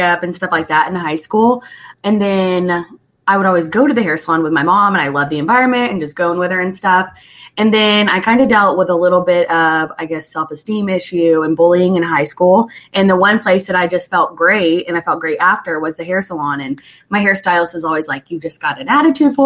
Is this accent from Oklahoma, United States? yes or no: yes; Sand Springs, Oklahoma, United States; that's where I'm from. So I was trying to go back to my hometown